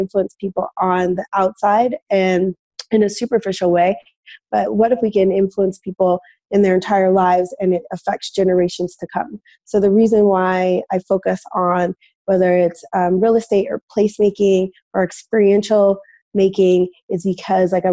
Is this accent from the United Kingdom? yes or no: no; Denver, Colorado, United States; moved away as an adult; also born or lived in New York City / Ithaca, New York; I'm born and raised in Denver, Colorado